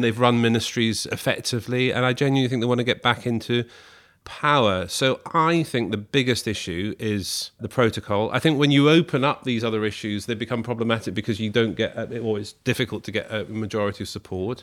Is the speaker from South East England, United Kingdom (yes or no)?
no; Scotland, United Kingdom; I grew up in Scotland.